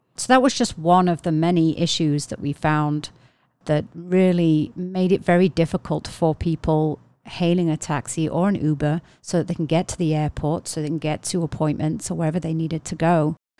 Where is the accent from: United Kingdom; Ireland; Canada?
United Kingdom; England; moved away; I'm from England originally